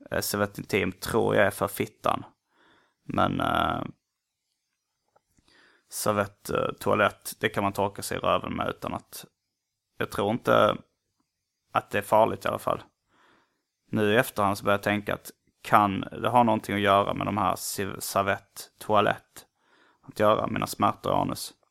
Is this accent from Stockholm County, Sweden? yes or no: no; Gothenburg, Västra Götaland, Sweden; Som det heter där jag kommer ifrån. Donuts i USA och i Göteborg. I Göteborg är munkar uh, mums-mums.